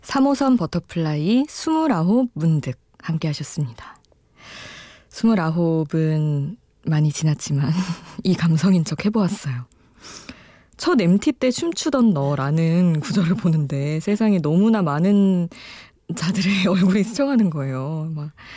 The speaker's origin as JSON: {"language": "Korean", "country": "South Korea", "tie": "born or raised there", "said": "한국에서 태어나기 진짜 잘했구나"}